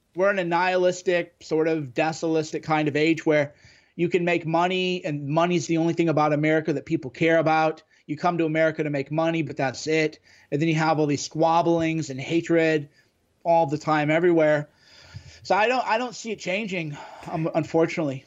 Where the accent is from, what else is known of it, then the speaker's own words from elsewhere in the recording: Midwest, United States; me growing up in the Midwest in the nineties